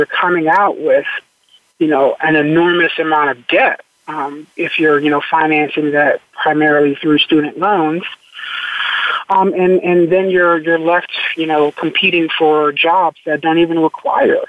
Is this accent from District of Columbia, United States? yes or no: yes; Washington, District of Columbia, United States; Growing up in Washington, D.C., I'm a native Washingtonian.